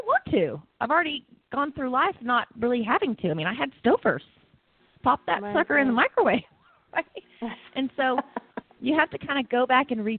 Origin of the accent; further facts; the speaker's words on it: Texas, United States; moved away as an adult; also born or lived in Costa Rica; now in Colorado, United States; growing up in Texas and great family and friends